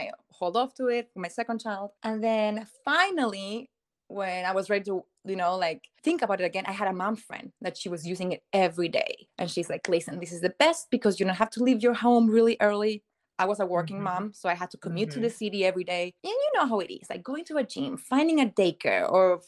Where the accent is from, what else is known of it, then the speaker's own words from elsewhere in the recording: Chile; moved away as an adult; now in United States; I'm originally from South America, from Chile, and I've been in the States for 13 years now. So I moved here 2010.